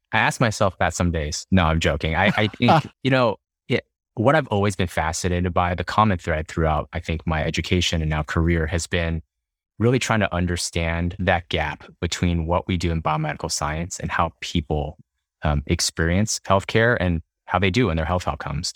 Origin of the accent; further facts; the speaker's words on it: Dallas, Texas, United States; moved away as an adult; also born or lived in Houston, Texas / Boston, Massachusetts; Yeah, I'm from Texas. Born and raised in Dallas